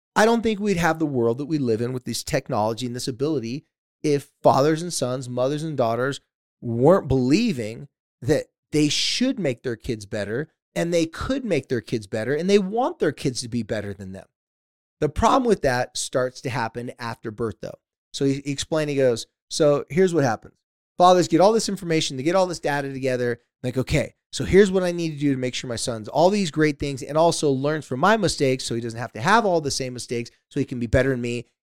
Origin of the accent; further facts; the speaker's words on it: San Diego, California, United States; my hometown of, uh, San Diego, California